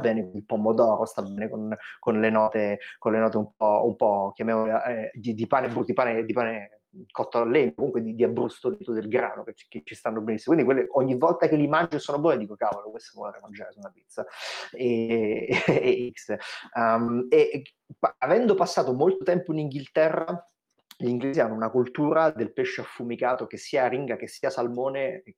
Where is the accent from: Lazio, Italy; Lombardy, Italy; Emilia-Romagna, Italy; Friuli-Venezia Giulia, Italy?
Lazio, Italy; Rome; io sono cresciuto a Roma